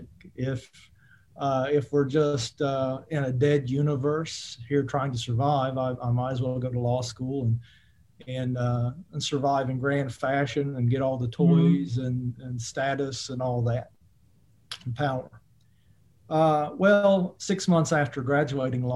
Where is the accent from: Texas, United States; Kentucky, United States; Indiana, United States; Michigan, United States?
Kentucky, United States; Eastern; I grew up in Eastern Kentucky, which is a coal mining country and evangelical Christian country